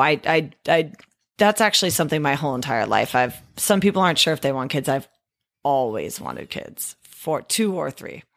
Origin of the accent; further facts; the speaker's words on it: Discovery Bay, California, United States; also born or lived in Fremont, California / Santa Barbara / Chico / Walnut Creek; I grew up in Discovery Bay. Well, actually, I grew up in Fremont till I was eight. We moved to Discovery Bay